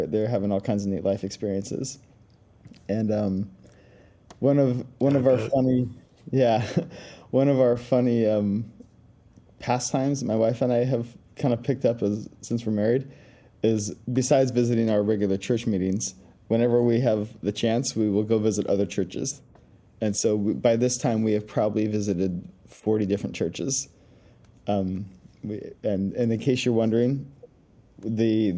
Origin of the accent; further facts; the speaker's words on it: Ukiah, California, United States; moved away as an adult; also born or lived in El Salvador; now in Middle East; I was born and raised in Ukiah, California, which is this lovely little town nestled in the hills between the redwood trees